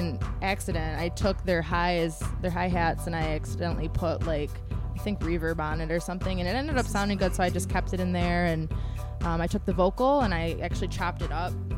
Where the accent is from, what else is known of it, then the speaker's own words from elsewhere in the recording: Detroit, Michigan, United States; also born or lived in Frankfurt, Germany / France; I've only been like in the Detroit area since I was like 7, so I moved around a lot before